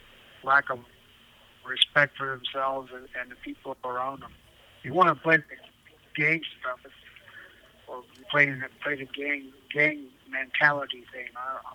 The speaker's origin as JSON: {"language": "English", "region": "Wisconsin", "country": "United States", "said": "I'm from Wisconsin. My tribe's located near Green Bay, Wisconsin."}